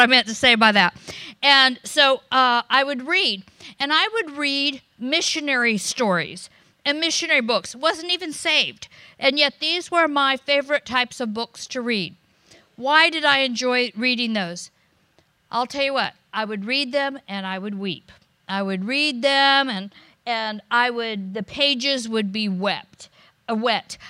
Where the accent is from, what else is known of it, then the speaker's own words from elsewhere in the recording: United States; also born or lived in Florida / California; I'm American